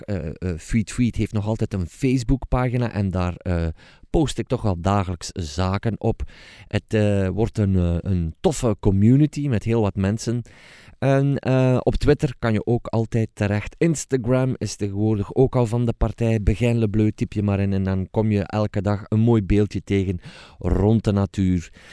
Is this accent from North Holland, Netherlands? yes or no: yes; Hilversum, North Holland, Netherlands; wij komen dus uit Hilversum